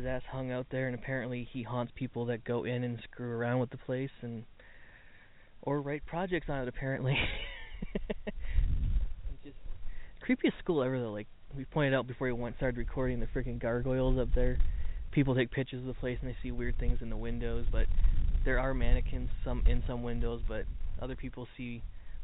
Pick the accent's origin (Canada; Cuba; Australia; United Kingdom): Canada; Port Colborne, Ontario; Port Colborne, Ontario, Canada, my hometown